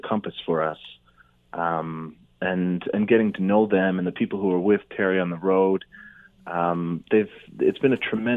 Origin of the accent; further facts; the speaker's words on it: Charlottetown, Prince Edward Island, Canada; moved away; I grew up in Charlottetown, PEI, where they have the Charlottetown Festival.